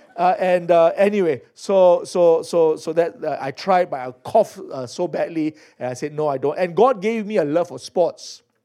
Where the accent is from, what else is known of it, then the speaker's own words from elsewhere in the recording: Singapore; I was born in Singapore, as some of you heard. So I'm Singaporean by birth.